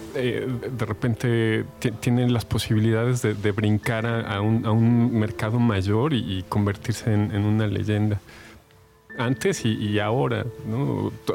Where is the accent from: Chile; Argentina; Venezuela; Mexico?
Mexico; como, mexicanos